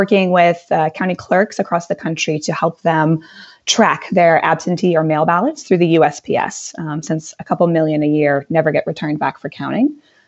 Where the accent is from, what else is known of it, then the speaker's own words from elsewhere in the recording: Eugene, Oregon, United States; moved away as an adult; also born or lived in Washington, D.C.; now in Brooklyn, United States; Originally, I'm from Eugene, Oregon.